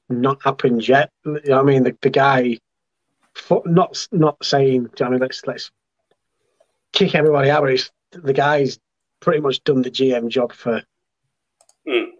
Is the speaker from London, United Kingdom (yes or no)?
no; Yorkshire and the Humber, United Kingdom; I'm from Yorkshire.